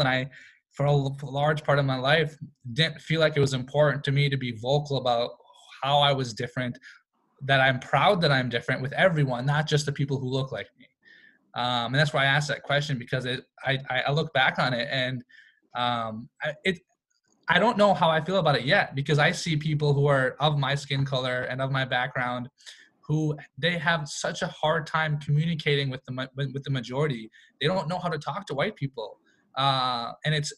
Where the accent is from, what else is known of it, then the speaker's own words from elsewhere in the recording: Rochester, Minnesota, United States; also born or lived in North Dakota; I grew up in a very white high school, like elementary school, middle school, high school, Rochester, Minnesota